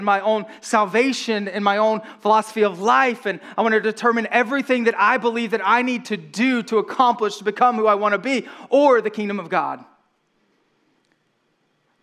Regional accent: right outside of Atlanta, Georgia, United States; I grew up right outside of Atlanta, Georgia

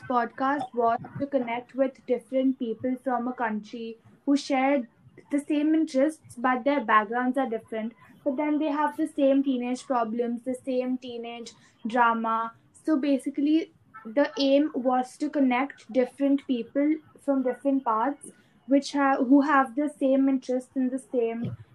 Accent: Gurgaon, Haryana, India; Uh, I am from Gurgaon, Haryana. I'm 16 years old I study in the 12th grade

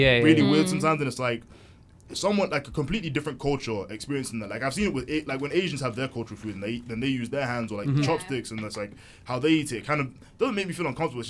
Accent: Nigeria; I've just happened to have told you I'm also Nigerian.

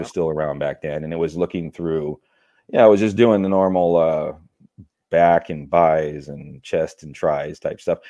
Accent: California, United States; Born and raised in California.

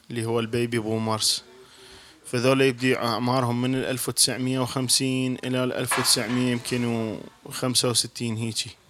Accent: Iraq; كل بيت حتى احنا عندنا بالعراق أنه هسه مثلا بزمن أمي وبزمن أبويا كان عندهم مثلا عشر اخوان

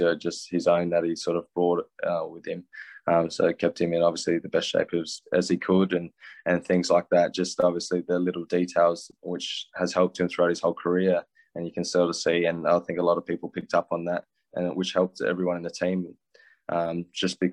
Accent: Australia; growing up in Australia

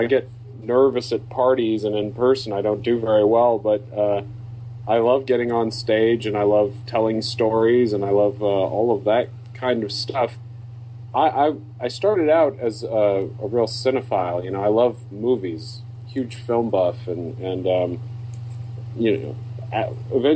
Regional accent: Deep South, United States; I'm from the Deep South

